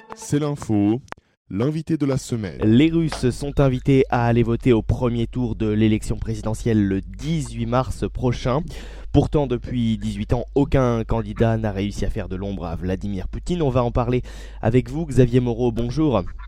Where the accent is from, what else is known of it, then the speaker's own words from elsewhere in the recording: France; chez nous en France